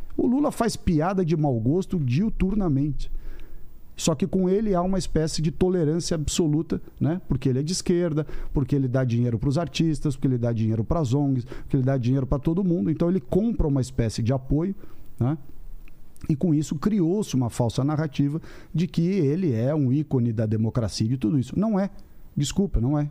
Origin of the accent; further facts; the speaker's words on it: São Paulo, Brazil; paulista, paulistano